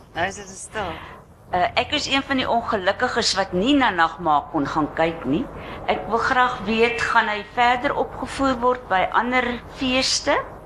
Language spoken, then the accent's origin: Afrikaans; South Africa; ons is geneig as Suid-Afrikaners